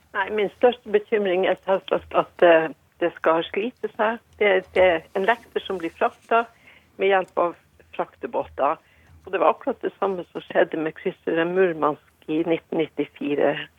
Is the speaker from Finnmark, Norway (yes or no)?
yes; Sørvær, Finnmark, Norway; hjembygda mi da sørvær